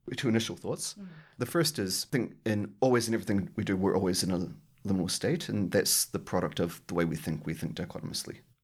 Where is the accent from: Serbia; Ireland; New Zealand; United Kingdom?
New Zealand; now in Australia; I'm a New Zealander living in Australia